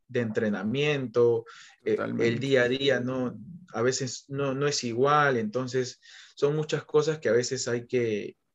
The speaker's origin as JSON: {"language": "Spanish", "country": "Peru", "said": "a mí como peruano yo tengo que saber qué es lo que le beneficia y cómo llegar a ese, a ese chico que es de que es de mi país"}